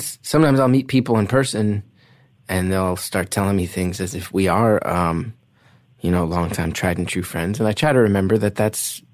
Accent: New York, United States; I'm a New Yorker

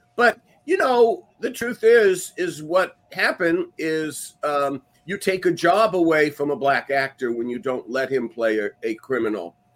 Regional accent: Los Angeles, California, United States; the LA I grew up in in Carthay Circle, right there in the Fairfax district near the LA County Museum

